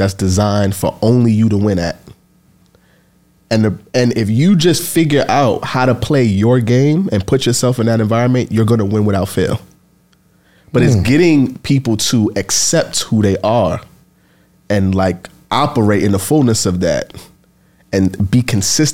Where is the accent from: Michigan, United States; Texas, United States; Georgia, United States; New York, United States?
New York, United States; New York City; I grew up in the Bronx, the crack era in the projects